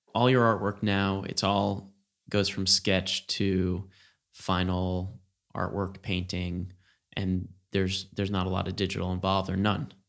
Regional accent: New York City, New York, United States; moved away as an adult; growing up outside New York City and then in New York City and Brooklyn

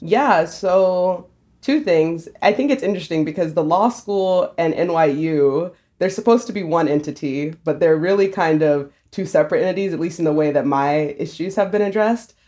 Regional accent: South Carolina, United States; moved away as an adult; now in New York, United States; I've lived in South Carolina my whole life

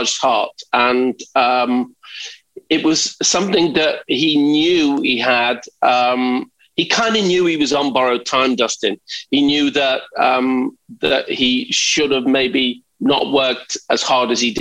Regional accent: Liverpool, North West England, United Kingdom; I grew up in Liverpool in the 60s

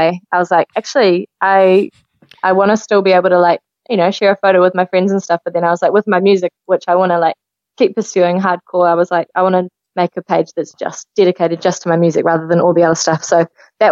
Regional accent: New Zealand; I am a Kiwi musician

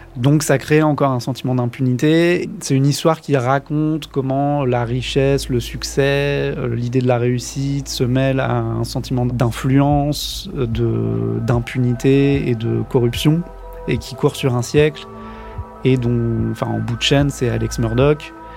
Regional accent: France; en tant que Français

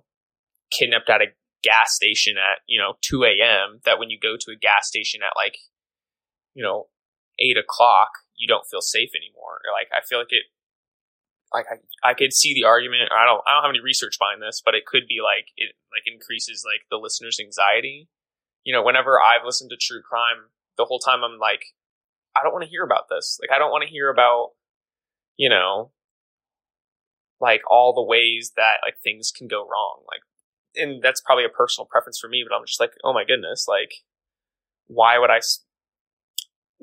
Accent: Kansas City, United States; growing up in Kansas City

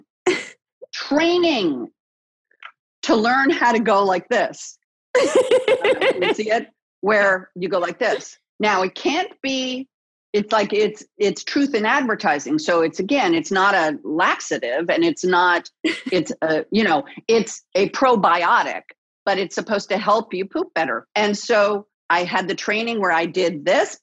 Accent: Los Angeles, California, United States; my hometown, born and raised here in the City of Angels

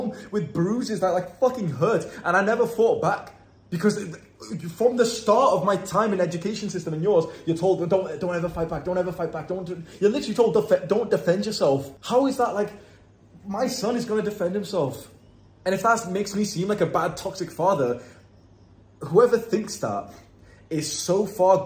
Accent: Warrington, North West England, United Kingdom; moved away as an adult; every now and then I come back to my hometown in Warrington

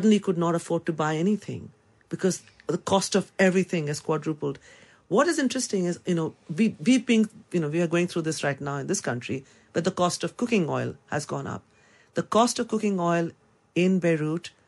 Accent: India; moved away as an adult; now in London, United Kingdom; I come from India

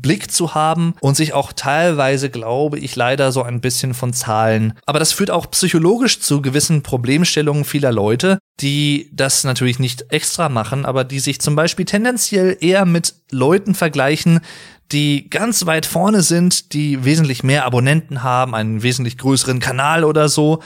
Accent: Germany; ich persönlich als Deutscher

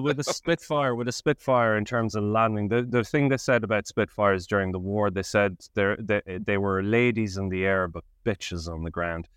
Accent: Ireland; now in United Kingdom; I'm an Irish historian based in the U K

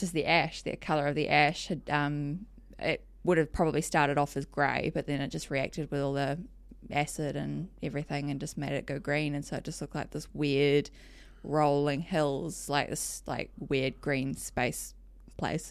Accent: Whakatane, Bay of Plenty, New Zealand; also born or lived in Palmerston North, New Zealand; I was born in Palmerston North and lived there till I was about eight or nine. And then dad bought a business up in Whakatane, which is um, in the Bay of Plenty

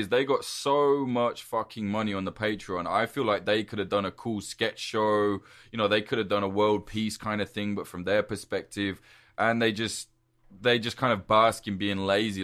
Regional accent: United Kingdom; I'm British.

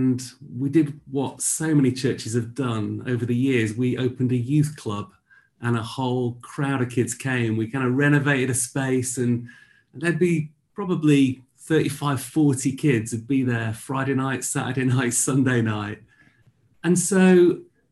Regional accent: Yorkshire and the Humber, United Kingdom; moved away as an adult; now in Bradford, United Kingdom; I grew up in East Yorkshire

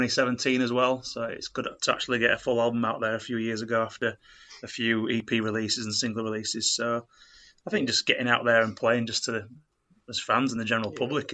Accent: Bradford, Yorkshire and the Humber, United Kingdom; moved away; We're kind of born and bred in Bradford and moved away as the years have gone on.

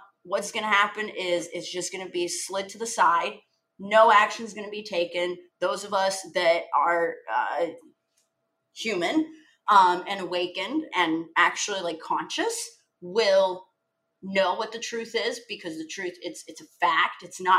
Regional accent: Odesa, Odesa Oblast, Ukraine; moved away; I came from Odessa, which a smorgasbord of cultures, port city, tourism, like very rich, culturally diverse, as diverse as you can be in Eastern Europe.

